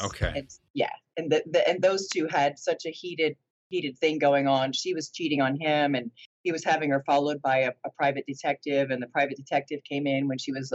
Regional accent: New Jersey, United States; also born or lived in Florida; we moved to New Jersey. We moved from Florida to New Jersey. My childhood at that time seemed like normal stuff

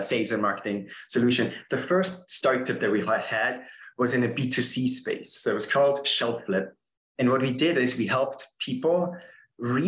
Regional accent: Austria; English is a second language; moved away as an adult; now in San Francisco, United States; I'm originally from Austria

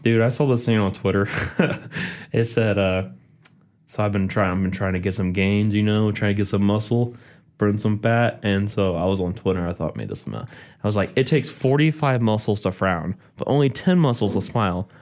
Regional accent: Independence, United States; I'm from Independence, Zub's hometown. We grew up together

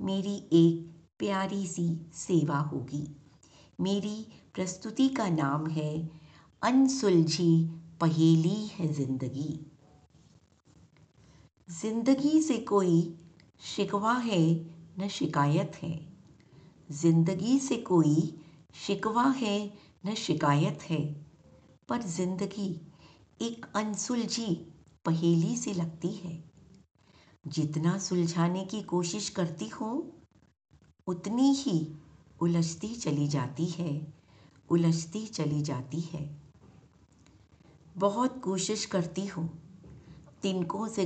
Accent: Delhi, India; दिल्ली से हूँ

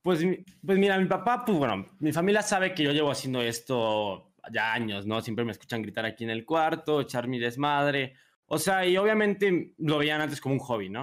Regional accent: San Luis Potosí, Mexico; soy de San Luis Potosí

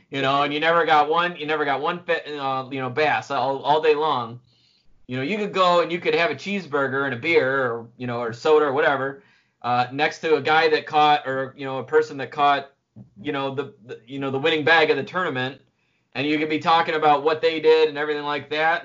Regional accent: Oak Orchard River, New York, United States; also born or lived in Finger Lakes, New York; I've been fishing for a long time growing up on the Oak uh, the Oak Orchard River

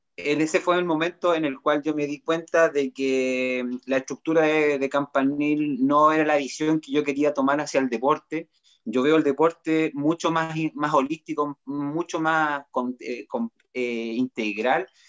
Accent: Chillán, Ñuble, Chile; now in Concepción, Chile; soy oriundo de Chillán

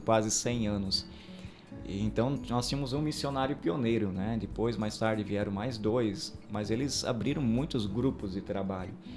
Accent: Aurora, Brazil; eu sou natural do Distrito do Sul, Aurora

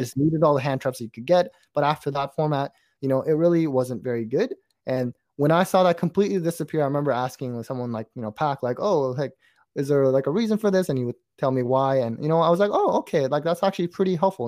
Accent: Canada; we're from Canada

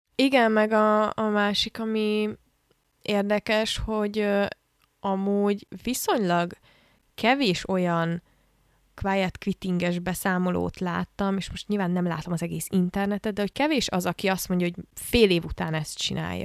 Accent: Hungary; egész életemben ebben a rendszerben nőttem föl, ami Magyarországon

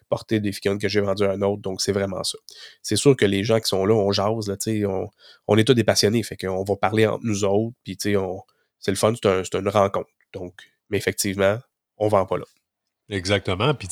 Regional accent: Gatineau, Quebec, Canada; moi, je viens de Gatineau, ben, je descends au Mi, puis on se connaît dans nos régions

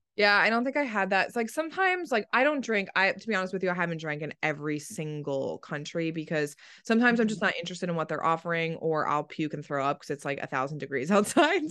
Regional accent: East Coast, United States; I grew up on the East Coast

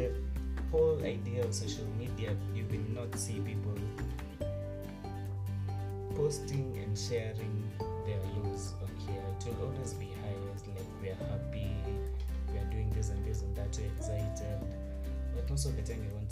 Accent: Nairobi, Kenya; I was born and raised in Nairobi

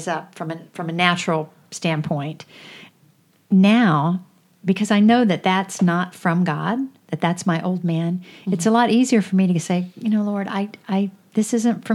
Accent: United States; I'm a pretty proud American

